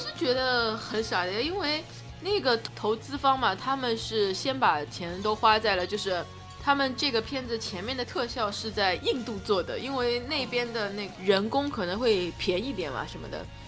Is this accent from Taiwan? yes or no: no; China; 作为中国人来说